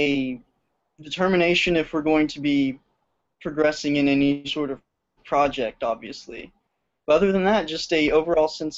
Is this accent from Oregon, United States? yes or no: no; Wills Point, Texas, United States; my hometown, which is Wills Point.